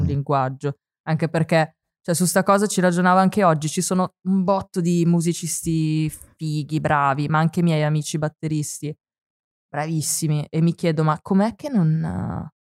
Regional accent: Forlì, Emilia-Romagna, Italy; also born or lived in Apulia; io sono cresciuta a Forlì, mm-hmm. nonostante sia nata in Puglia

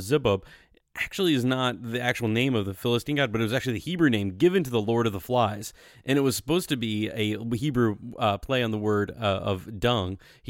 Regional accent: Southwest Virginia, United States; we're both from Southwest Virginia

